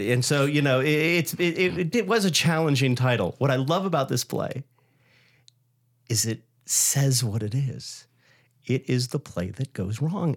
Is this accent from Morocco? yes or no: no; Hawaii, United States; moved away; I grew up in Hawaii where my intro to Broadway was records